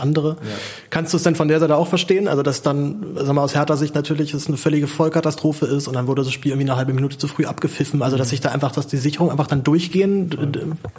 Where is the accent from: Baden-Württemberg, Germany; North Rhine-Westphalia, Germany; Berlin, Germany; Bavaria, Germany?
Berlin, Germany; ich bin ja, bin ja Berliner